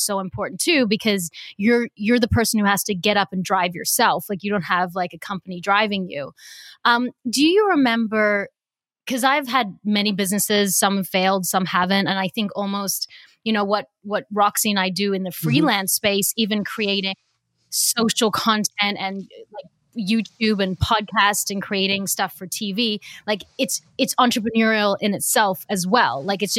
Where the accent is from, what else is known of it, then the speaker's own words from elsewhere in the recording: Australia; I'm Australian